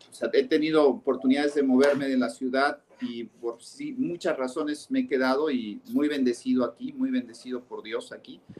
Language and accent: Spanish; Orizaba, Veracruz, Mexico; also born or lived in Paso del Macho; pero mi punto es que yo empiezo realmente mi, proceso de infancia viviendo en Veracruz, en Veracruz, en Orizaba.